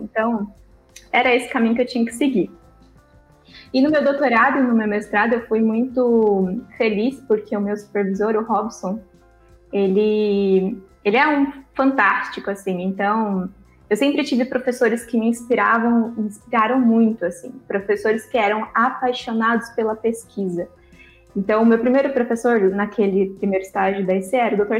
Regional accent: Botucatu, São Paulo, Brazil; moved away as an adult; now in São Paulo, Brazil; eu sou de Botucatu, eu nasci em Botucatu, então eu estava em Botucatu há 29 anos

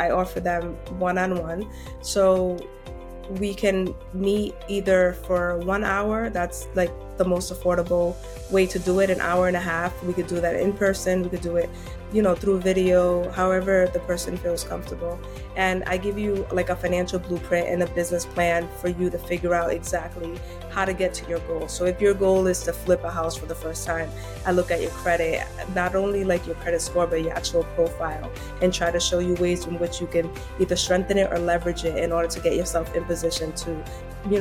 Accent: Providence, Rhode Island, United States; I'm born and raised in Providence, Rhode Island. My parents are Dominican

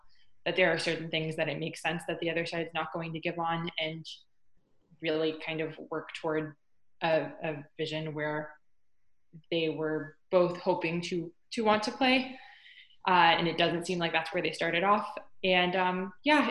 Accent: North Carolina, United States; I grew up in North Carolina, so I grew up going to more minor league games than major league

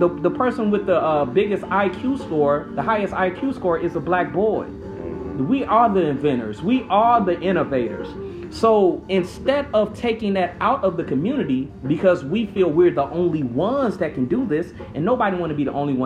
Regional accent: Chicago, Illinois, United States; I was born in West Pullman, right next to Roseland

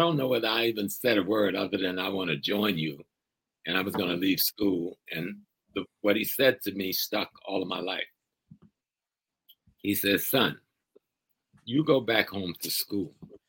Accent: South Carolina, United States; I'm from South Carolina. I'm a Gullah Geechee culture person. Grandma was a group woman. Grandpa was a preacher. Great uncle was one of the founders for Drew Ali of the Maury Signs Temple. So I come out of that tradition.

